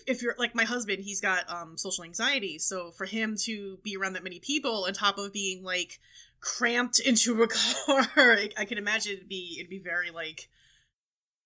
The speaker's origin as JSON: {"language": "English", "town": "New York City", "region": "New York", "country": "United States", "tie": "born or raised there", "said": "I grew up in Brooklyn. I grew up in New York City"}